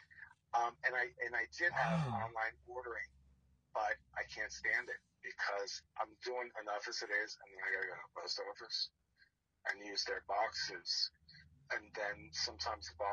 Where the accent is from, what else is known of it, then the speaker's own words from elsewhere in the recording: New Jersey, United States; moved away; growing up in Jersey